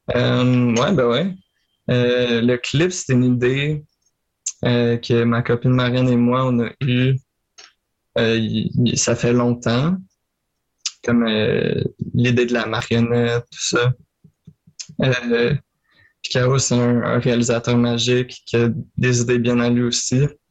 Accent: Marieville, Quebec, Canada; je viens de Marieville. En Montérégie, là, sur la rive sud

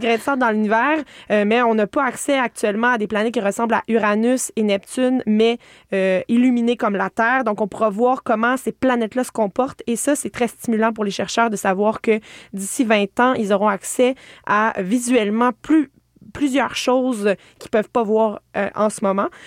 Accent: Estrie, Quebec, Canada; je viens de l'Estrie

